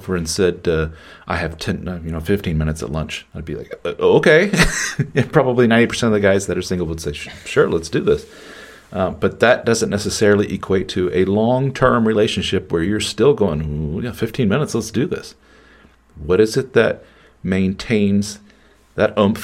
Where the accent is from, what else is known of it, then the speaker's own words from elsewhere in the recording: Midwestern America, United States; the more puritanical Midwestern America that I grew up